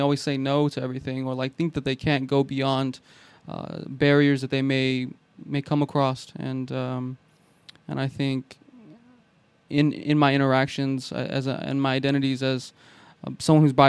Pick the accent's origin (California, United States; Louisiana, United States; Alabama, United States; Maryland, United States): California, United States; Modesto; I grew up in West Modesto.